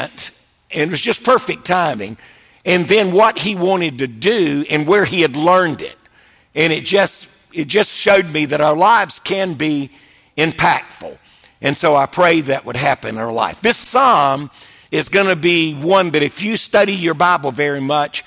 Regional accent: Wilmington, North Carolina, United States; I was raised in Wilmington, North Carolina, so I love the coast.

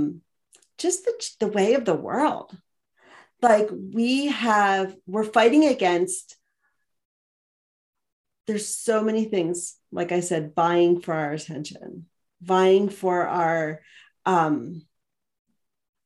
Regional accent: outside of Philadelphia, Pennsylvania, United States; moved away as an adult; now in Montana, United States; I live here in Montana and I grew up outside of Philadelphia

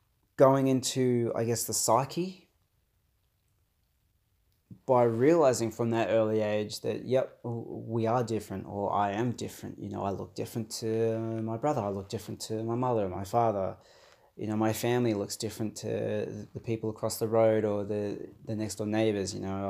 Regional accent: Australia; also born or lived in Brazil; I'm Brazilian born Australian, so I was adopted from Brazil as a baby. I myself have dark skin, so I'm Afro-Brazilian, adopted by, you know, your white Anglo Aussie parents.

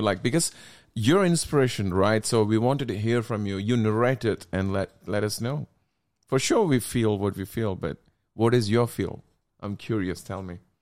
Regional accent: India; I'm from India

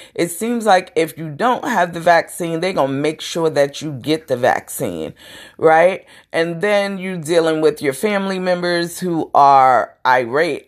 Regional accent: New York City, New York, United States; I'm from Brooklyn. We have our little deep throats, our deep talking

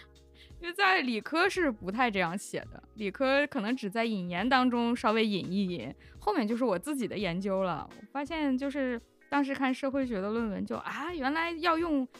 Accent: China; 对我们中国人觉得读书很很重要、很神圣，对于读书人大家比较尊敬

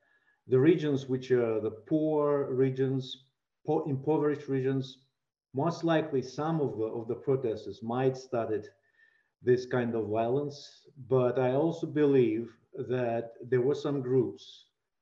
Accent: Kazakhstan; now in Prague, Czech Republic; my country, Kazakhstan

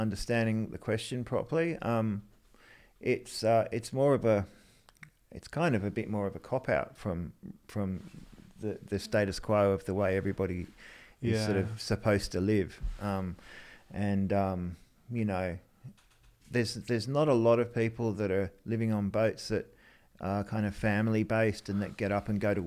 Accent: Sydney, New South Wales, Australia; also born or lived in England; When we came from England, I grew up on the Northern Beaches in Narrabeen

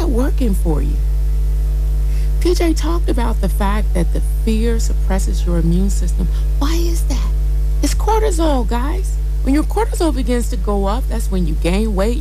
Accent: United States; moved away as an adult; now in Nigeria; I'm American, been living in Nigeria, and have embraced my Nigerianhood almost 20 years.

